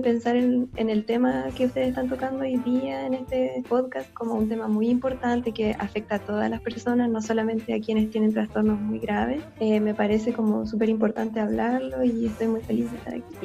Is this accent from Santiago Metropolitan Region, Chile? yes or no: no; Concepción, Biobío, Chile; yo soy sureña, por así decirlo, eso también supongo que es parte de mí, porque nací en Concepción